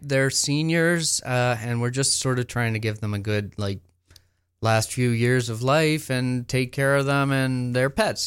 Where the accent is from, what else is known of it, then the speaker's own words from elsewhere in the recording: Sprucedale, Ontario, Canada; also born or lived in Quebec / California; I grew up in Sprucedale